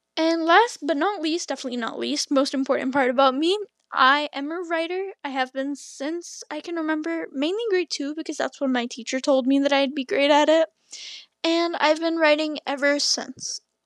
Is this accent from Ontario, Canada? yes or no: yes; Toronto, Ontario, Canada; I'm from Canada, still here, born in Toronto, raised around the area.